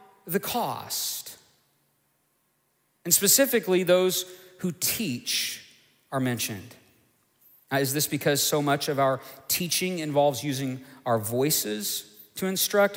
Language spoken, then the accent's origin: English; United States; we face as American Christians